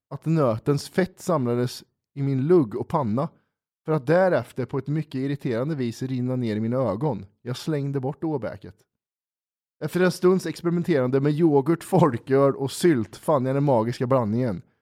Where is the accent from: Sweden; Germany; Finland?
Finland; Åland; när jag växte upp på Åland så brukar jag och mina kompisar dricka Coca-Cola och käka muskotnötter så vi blir roliga i huvudet.